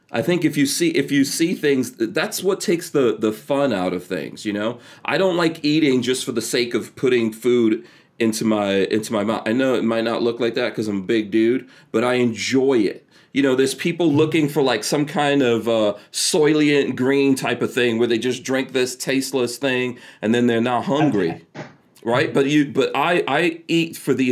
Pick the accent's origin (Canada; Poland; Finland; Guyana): Guyana; born there; Uh, I was born in Guyana in South America, so uh, yeah, and I'm I'm like uh, my my mom's Indian, um, you know, and so just having that mix, being from the Caribbean and all that kind of stuff.